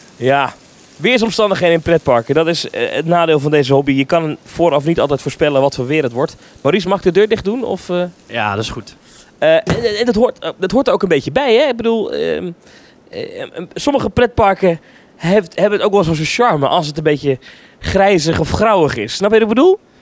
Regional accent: Netherlands; ik ben een Hollander

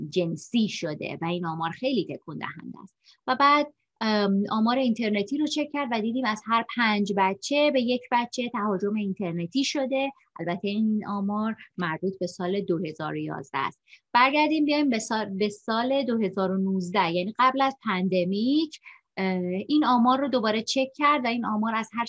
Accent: Shiraz, Fars, Iran; moved away as an adult; also born or lived in Tehran / Vancouver, Canada; now in Canada; سال 1358 در یک خانواده بسیار صمیمی در شیراز به دنیا اومدم فرزند آخر هستم و 13 سال پیش همراه فرزندم و همسرم به کانادا مهاجرت کردیم

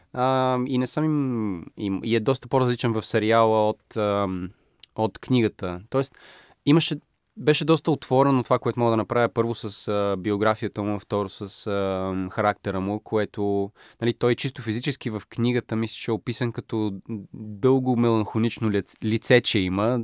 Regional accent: Bulgaria; съм българин или източноевропеец

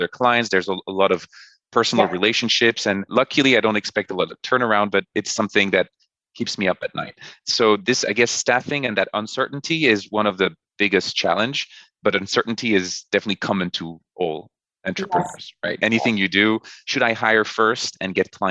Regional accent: France; now in New York, United States; my wife and I, we're from France. So we went back to France for the longest period I've been away from New York

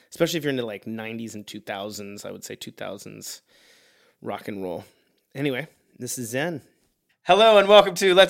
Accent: Pittsburgh, Pennsylvania, United States; I'm from Pittsburgh

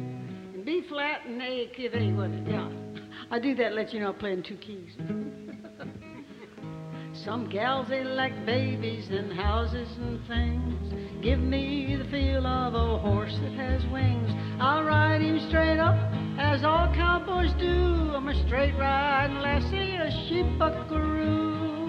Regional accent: Southern US, United States; accent: Southern; I thought I'd lost my Southern accent, but I sure had it on that record.

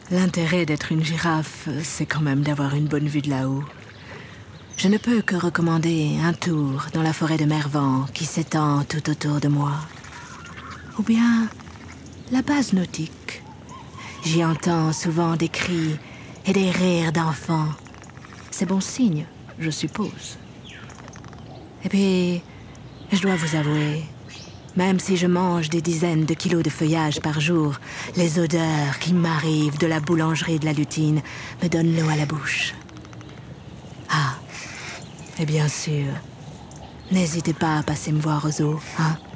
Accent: Kenya; moved away; also born or lived in Germany; j'ai 6 ans. Je suis arrivée ici il y a 3 ans d'Allemagne, mais je suis originaire du Kenya. Je suis plutôt cosmopolite, si on peut dire.

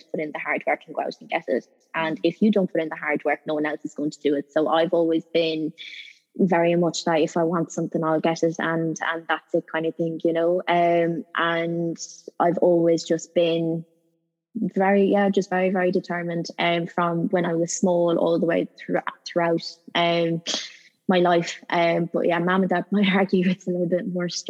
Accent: Ireland; moved away as an adult; now in United Kingdom; I'm Irish

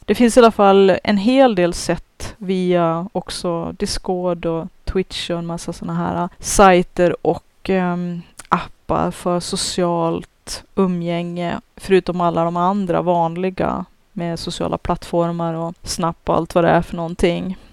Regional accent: Sweden; Jag är ju svensk jag också

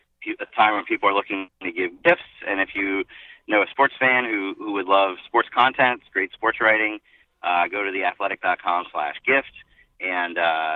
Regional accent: Big Ten country, Midwest, United States; I grew up in Big Ten country.

